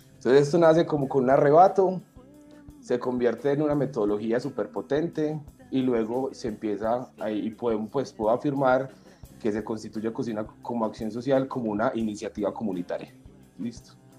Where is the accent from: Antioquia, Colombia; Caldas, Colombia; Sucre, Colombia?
Antioquia, Colombia; Medellín; la Casa de la Cultura del barrio Pedregal en Medellín, que fue el barrio donde yo nací donde me crié y viví por 25 años allí